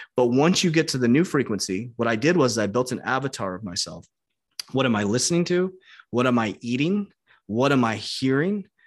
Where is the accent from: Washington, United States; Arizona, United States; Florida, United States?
Arizona, United States; I was born in Arizona